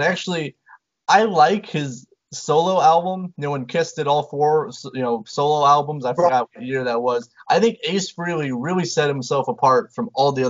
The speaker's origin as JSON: {"language": "English", "region": "Indiana", "country": "United States", "said": "I'm from Indiana."}